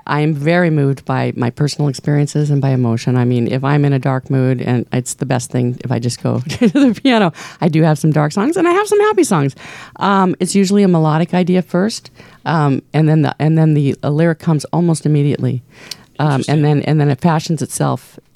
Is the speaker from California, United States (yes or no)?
yes; Newport Beach, California, United States; we were raised in Balboa Island